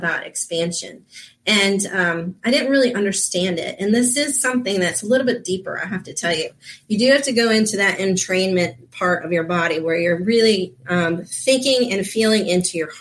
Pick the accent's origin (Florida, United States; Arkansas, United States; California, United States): Florida, United States; I grew up down here in Florida